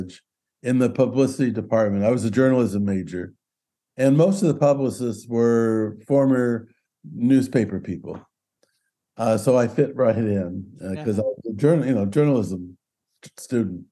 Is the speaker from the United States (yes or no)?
yes; Culver City, California, United States; I grew up in Culver City